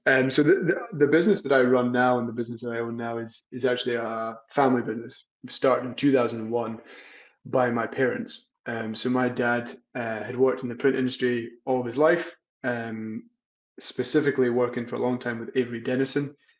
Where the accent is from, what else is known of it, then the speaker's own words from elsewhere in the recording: Scotland, United Kingdom; moved away as an adult; also born or lived in England; now in Boston, United States; I moved in July to Boston. I'm originally from Scotland. I've lived all around the world, but lived in the US. I've lived in England, Scotland, but I'm back in the US.